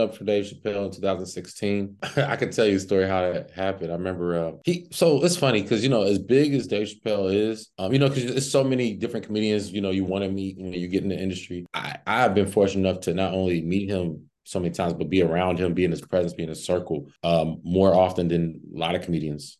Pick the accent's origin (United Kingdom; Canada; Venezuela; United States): United States; Cincinnati, Ohio; now in Los Angeles, United States; I'm from, uh, Cincinnati, Ohio originally, but I currently reside in Los Angeles